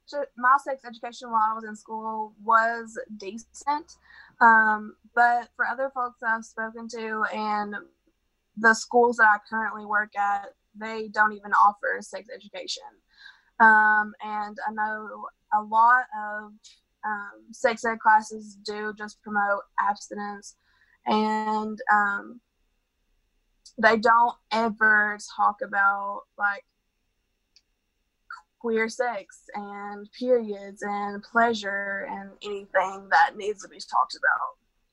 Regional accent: Kermit, West Virginia, United States; Not myself, but this area is very conservative. We are in the Bible Belt here. So in my town of Kermit, we have the population

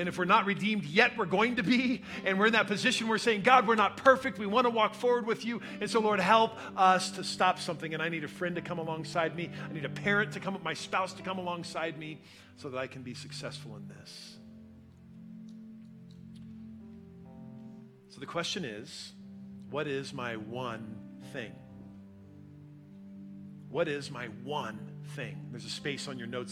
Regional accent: United States; we are independent American Christians

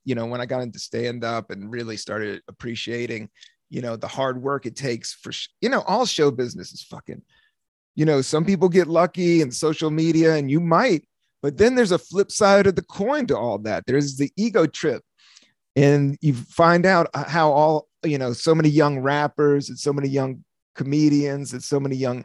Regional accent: East Coast, United States; moved away; also born or lived in San Francisco; I grew up on the East Coast

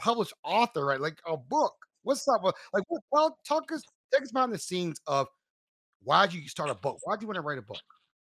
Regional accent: Cedar Hill, Texas, United States; moved away; also born or lived in Duncanville, Texas; I Cedar Hill, went to high school in Cedar Hill.

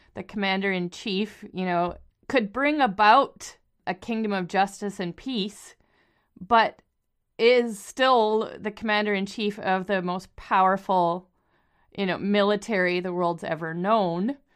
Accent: Canada; We're both Canadian

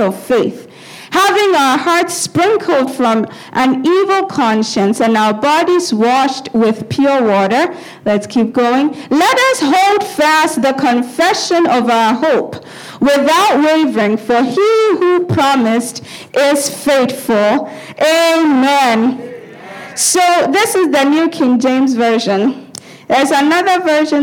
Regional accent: Ghana; growing up in Ghana, and some of us who have grown up in Ghana, sometimes you go live with relatives, not your parents

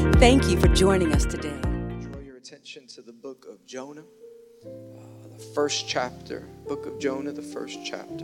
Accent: New York City, New York, United States; I'm from Queens

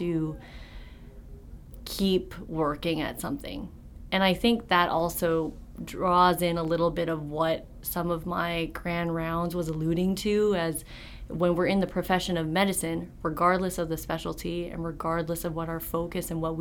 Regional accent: Vancouver, British Columbia, Canada; moved away as an adult; I was born and raised in Vancouver, British Columbia, stayed there for all of my schooling up until the end of undergrad

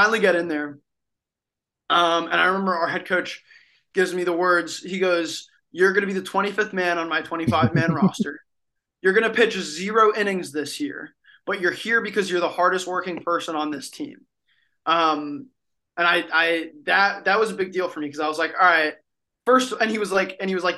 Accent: Miami, Florida, United States; I'm from Miami, Miami, Florida

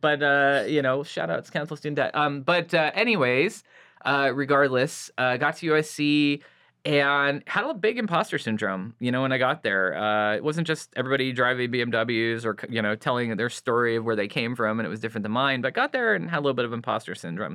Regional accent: Santa Clarita, California, United States; I grew up in Santa Clarita, about an hour north of L

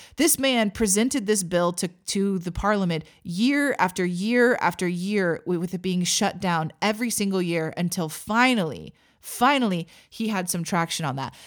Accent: Missouri, United States; moved away as an adult; also born or lived in Texas; now in Oklahoma, United States; I grew up in Missouri.

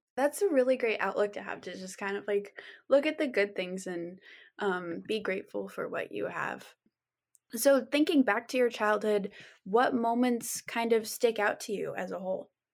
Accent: Juneau, Alaska, United States; I grew up in Juneau where my family is from

